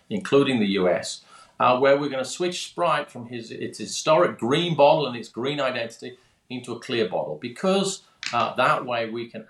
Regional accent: Birmingham, West Midlands, United Kingdom; moved away; also born or lived in London; I grew up in Birmingham, that's Birmingham, England, not Birmingham, Alabama

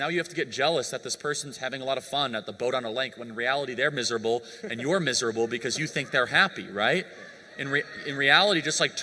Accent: United States; I grew up in America

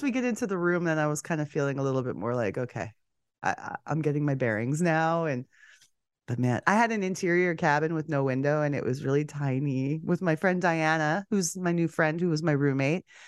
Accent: Canada; three degrees Celsius warmer in my hometown in Canada than it was in Miami

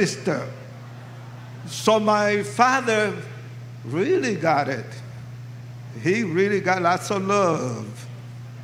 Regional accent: New York City, New York, United States; moved away as an adult; also born or lived in Puerto Rico / California; now in Colorado Springs, United States; I was born in Puerto Rico. Raised in New York City, educated in California, and confused in Colorado Springs, Colorado.

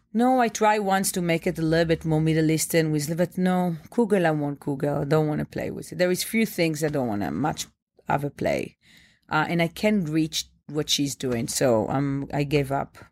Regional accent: Bnei Brak, Tel Aviv District, Israel; now in New York, United States; I grew up in Bnei Brak. It's a tiny town, a small town next to Tel Aviv.

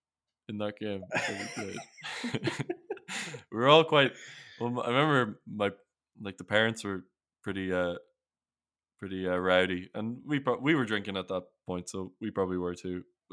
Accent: Ireland; accent: Irish; Like my accent's not, I don't really have a strong Irish accent. It's very, very neutral.

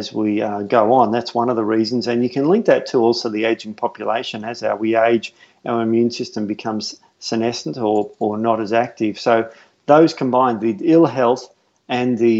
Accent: Melbourne, Victoria, Australia; moved away; I'm from Melbourne

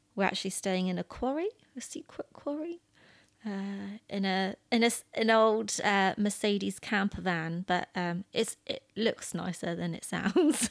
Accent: United Kingdom; we're British

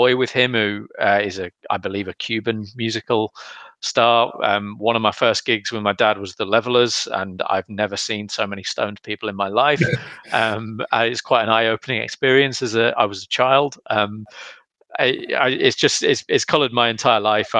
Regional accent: Loughborough, East Midlands, United Kingdom; we're the only kids in school who were in a band. So we told all our friends to come down to the Three Nuns pub in Loughborough.

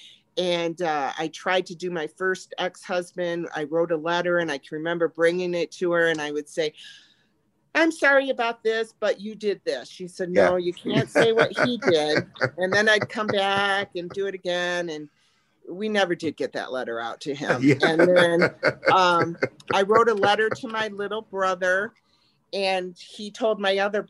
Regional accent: the North, United States; moved away as an adult; also born or lived in Texas; I'm from the north

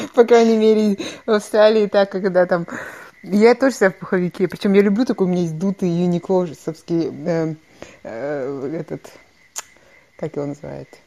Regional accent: Kostanay Region, Kazakhstan; moved away as an adult; прекрасная страна, в которой я выросла

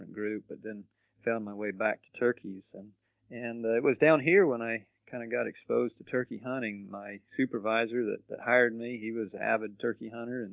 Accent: Midwest, United States; moved away as an adult; also born or lived in Utah / South Dakota; now in Florida, United States; I grew up in the Midwest

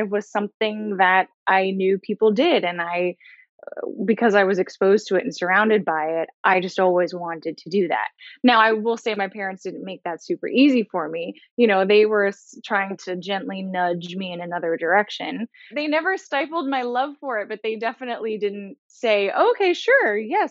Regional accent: New York City, New York, United States; I grew up in New York, right outside of Manhattan, so in New York City

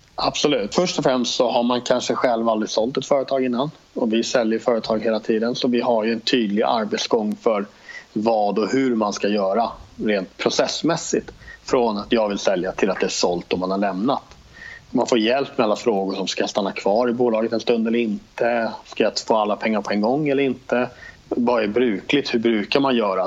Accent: Stockholm, Stockholm County, Sweden; moved away as an adult; now in Jönköping, Sweden; Jag bor i Jönköping, jag är uppvuxen i Stockholm från början men har bott här nere nu i tio år ungefär

